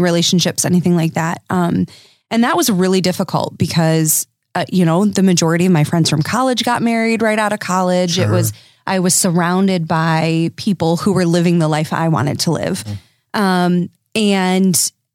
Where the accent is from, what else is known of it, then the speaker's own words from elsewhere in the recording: Dutch enclaves, Michigan, United States; I come from Dutch enclaves